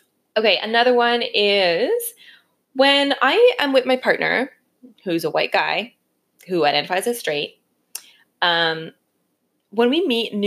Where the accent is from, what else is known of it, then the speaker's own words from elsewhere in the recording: Canada; I grew up in Canada